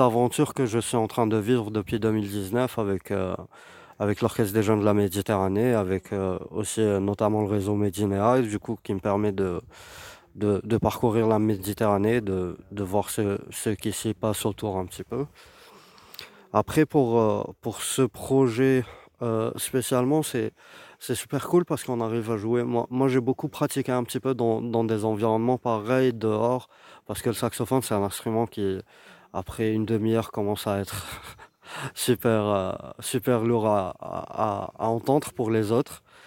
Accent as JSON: {"language": "French", "town": "Algiers", "region": "Algiers Province", "country": "Algeria", "said": "je suis, euh, algérien, je viens d'Alger"}